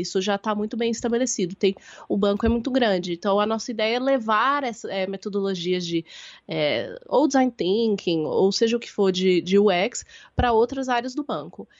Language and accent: Portuguese; Belo Horizonte, Minas Gerais, Brazil; moved away as an adult; now in São Paulo, Brazil; Eu nasci em Belo Horizonte, então eu sou sua conterrânea. Nós, nós somos da mesma cidade. É, eu, então, eu sou de Belo Horizonte, eu moro em São Paulo tem mais ou menos 10 anos. É, vim para fazer faculdade